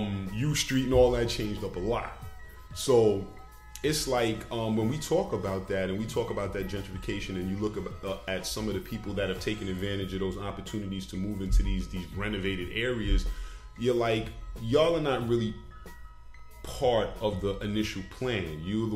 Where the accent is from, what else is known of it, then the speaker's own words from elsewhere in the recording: Bronx, New York, United States; I'm from the Bronx, too, so I didn't understand what was going on just in California.